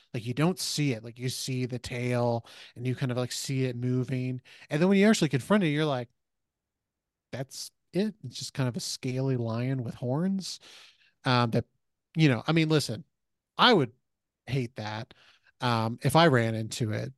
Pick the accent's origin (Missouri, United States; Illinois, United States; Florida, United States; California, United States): Missouri, United States; I grew up in Missouri